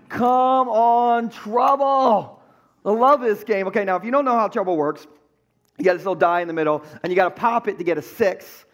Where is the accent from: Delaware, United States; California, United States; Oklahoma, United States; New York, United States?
Delaware, United States; Gumboro; my hometown of Gumbro.